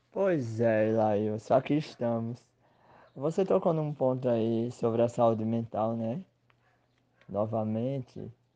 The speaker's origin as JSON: {"language": "Portuguese", "region": "Northeast Brazil", "country": "Brazil", "said": "que sou sertanejo, que sou nordestino, que sou brasileiro."}